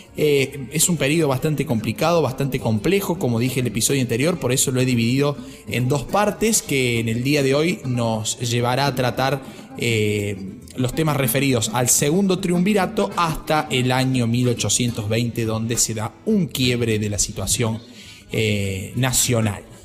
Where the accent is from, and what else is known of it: Argentina